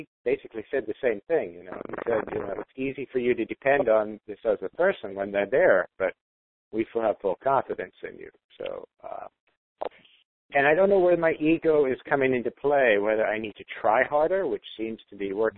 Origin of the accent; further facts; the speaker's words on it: Jamaica; moved away; I was brought up in Jamaica, so it used forms instead of grades